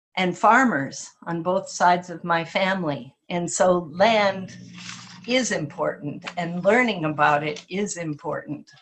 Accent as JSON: {"language": "English", "town": "Kenai", "region": "Alaska", "country": "United States", "tie": "born or raised there", "said": "growing up in Kenai on this this woodsy land"}